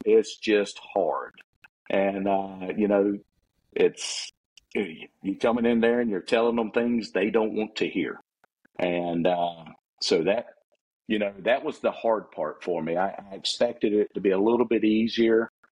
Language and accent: English; Florida, United States; growing up in Suwannee